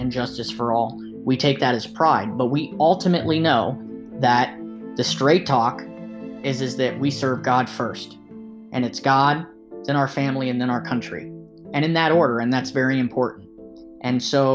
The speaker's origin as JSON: {"language": "English", "country": "United States", "said": "Now I am an American, and I love being an American"}